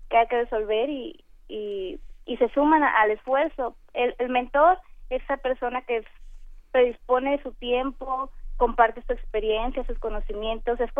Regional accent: Culiacán, Sinaloa, Mexico; Yo soy de Culiacán, Sinaloa.

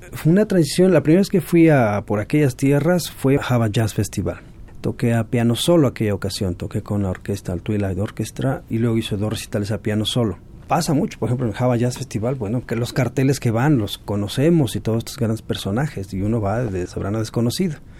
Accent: Mexico; ni somos caribeños, ni somos estos, nacidos en México

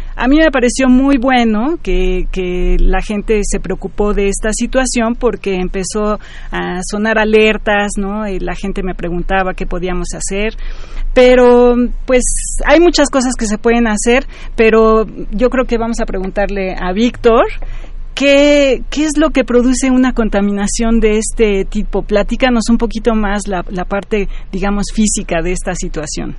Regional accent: Mexico City, Mexico; yo crecí en esta ciudad, soy nativa chilanga

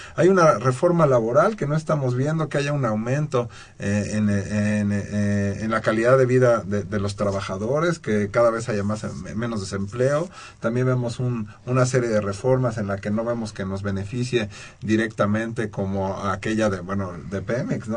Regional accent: Mexico; nosotros como mexicanos

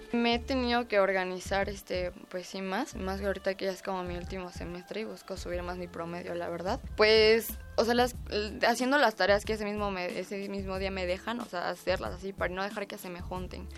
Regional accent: Mexico City, Mexico; Yo nací aquí en la Ciudad de México, 26 de agosto de 1998

